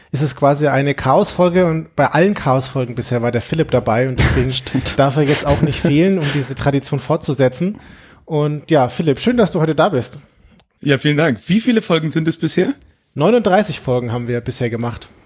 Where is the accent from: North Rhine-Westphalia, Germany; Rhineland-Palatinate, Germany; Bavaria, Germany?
Bavaria, Germany; Nuremberg; Ja, ich bin auch der … und ich bin auch aus Nürnberg